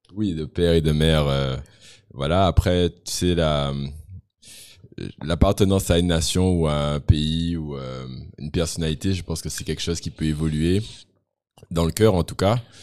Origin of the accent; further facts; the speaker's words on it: Guadeloupe; je suis Guadeloupéen de 37 ans